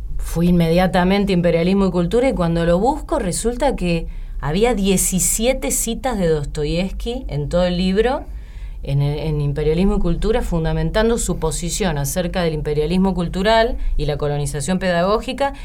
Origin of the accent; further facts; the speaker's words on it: La Plata, Buenos Aires Province, Argentina; moved away as an adult; now in Buenos Aires, Argentina; yo soy de La Plata y cuando terminé el secundario, yo quería vivir en Buenos Aires